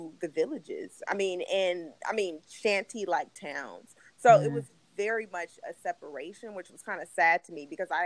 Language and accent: English; United States; I'm American